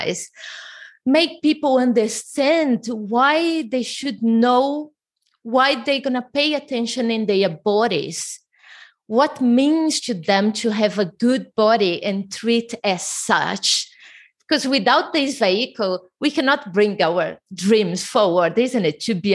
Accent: Brazil; English is a second language; moved away; I'm originally from Brazil.

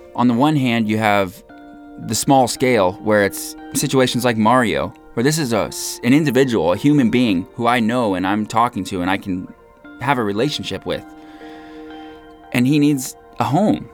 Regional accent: United States; My American citizenship is something that I have always taken for granted. I was born into it

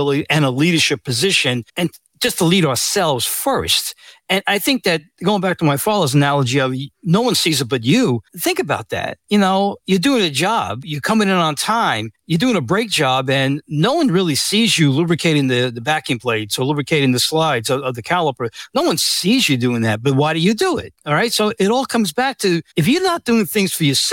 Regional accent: New York City, New York, United States; I was born and raised in the Bronx

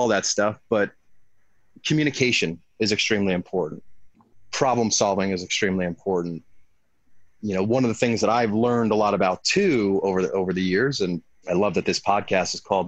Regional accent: Long Island, New York, United States; now in California, United States; I grew up in the Northeast, Long Island, New York

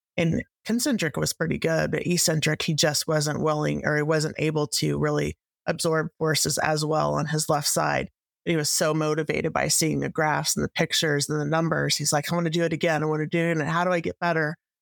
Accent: Texas, United States; I'm actually from Texas, just north of Frisco

